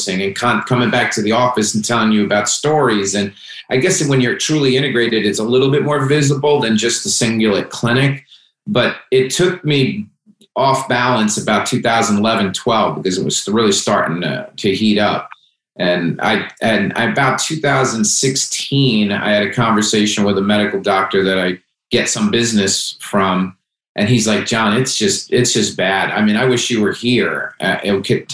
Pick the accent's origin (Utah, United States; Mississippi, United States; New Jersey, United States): New Jersey, United States; Hackensack; I came from Hackensack, New Jersey. It's Italian neighborhood. My family lived in five houses within walking distance, and we lived on a corner